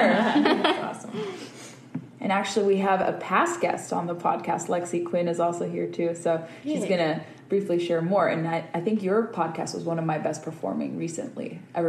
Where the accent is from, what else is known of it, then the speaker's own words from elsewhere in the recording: Estero, Florida, United States; I'm from Estero, Florida.